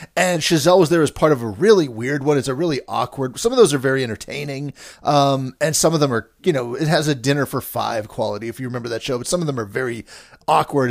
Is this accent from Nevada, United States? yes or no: no; Pittsburgh, Pennsylvania, United States; moved away as an adult; also born or lived in Los Angeles; I was from Pittsburgh and we'd have to wait four months for these limited releases.